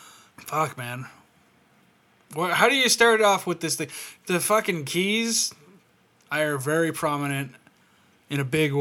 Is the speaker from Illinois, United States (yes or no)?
no; Ramona, California, United States; growing up in Ramona